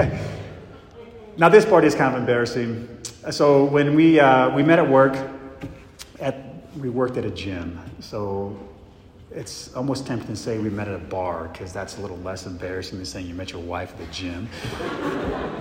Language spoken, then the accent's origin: English; Mesa, Arizona, United States; I grew up in Mesa, Arizona, with three brothers and four sisters.